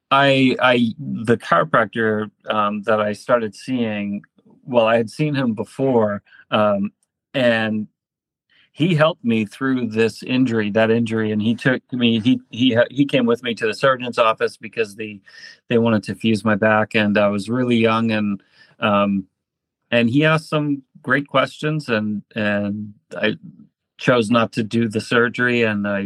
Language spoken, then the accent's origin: English; northern Maine, United States; also born or lived in California; I'm actually from Maine